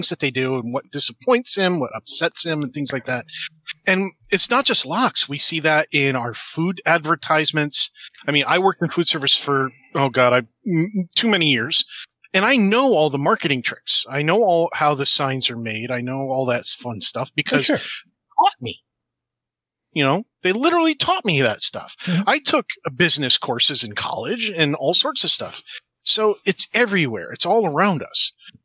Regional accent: New York, United States; I grew up in New York

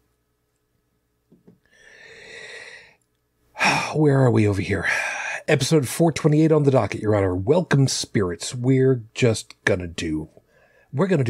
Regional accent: New York City, New York, United States; I'm from Brooklyn

